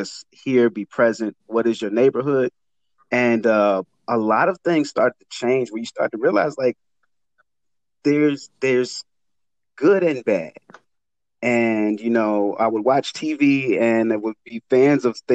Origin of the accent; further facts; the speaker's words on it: Chicago, Illinois, United States; I grew up in West Englewood